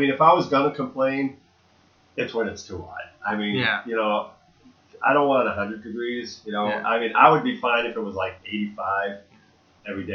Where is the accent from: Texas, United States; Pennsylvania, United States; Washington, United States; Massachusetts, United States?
Massachusetts, United States; Brockton; also born or lived in Boston; I grew up in Brockton, so the nearest decent beach was Nantasket